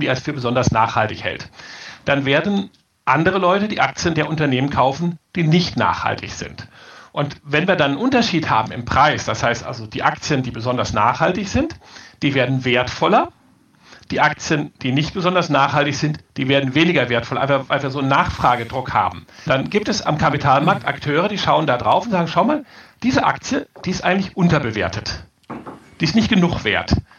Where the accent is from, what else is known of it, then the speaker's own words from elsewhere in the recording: Rhineland, Germany; ich komme aus dem Rheinland